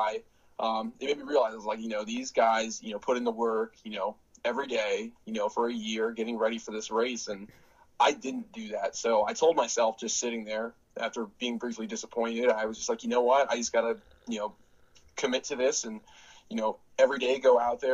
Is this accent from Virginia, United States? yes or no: yes; Northern Virginia, United States; growing up in the Northern Virginia area